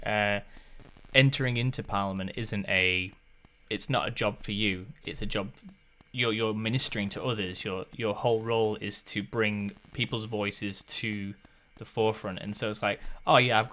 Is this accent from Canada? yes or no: no; the north of England, United Kingdom; now in New Zealand; growing up myself, I'm from the north of England